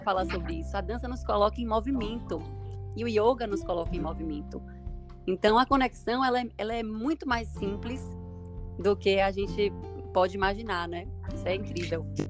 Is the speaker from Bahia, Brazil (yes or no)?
yes; Bahia, Brazil; sou baiana